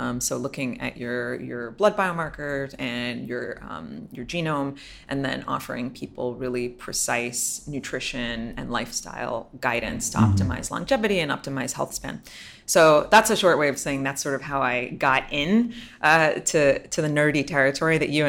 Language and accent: English; New York City, New York, United States; moved away as an adult; now in Miami, United States; I'm actually from New York City